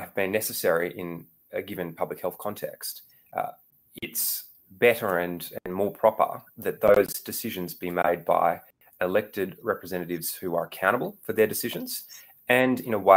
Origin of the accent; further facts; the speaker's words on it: Melbourne, Victoria, Australia; I'm from Melbourne